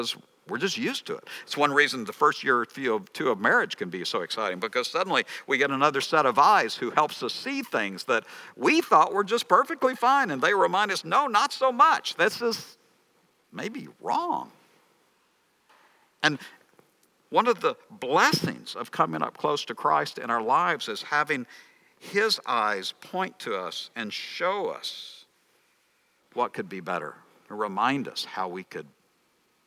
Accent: Texas, United States; I'm from Texas. In Texas, we wear our jeans too long

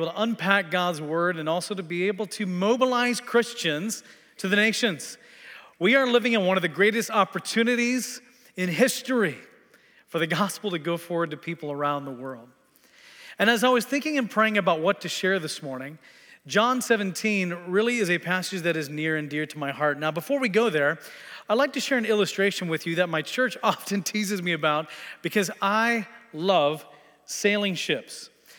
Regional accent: Tanzania; also born or lived in Texas, United States / Kenya; I was born in Texas, grew up in Tanzania and Kenya, East Africa, came back to the States to attend the U.S. Air Force Academy

